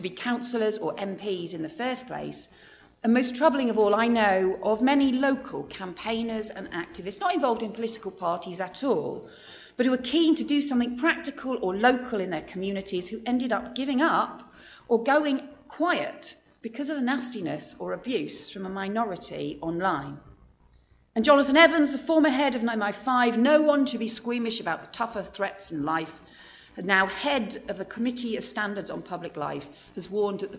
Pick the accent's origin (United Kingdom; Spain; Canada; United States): United Kingdom; we're British